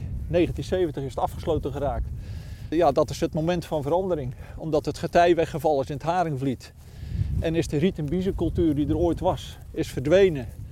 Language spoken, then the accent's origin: Dutch; Goudswaard, South Holland, Netherlands; woonachtig, eigenlijk geboren en getogen in Goudswaard